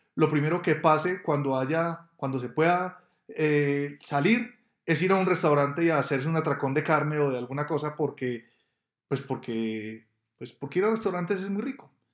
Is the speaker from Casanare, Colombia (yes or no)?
no; Medellín, Antioquia, Colombia; moved away as an adult; now in Bogotá, Colombia; Yo soy de Medellín, nací en Medellín y desde el año 2000 vivo en Bogotá.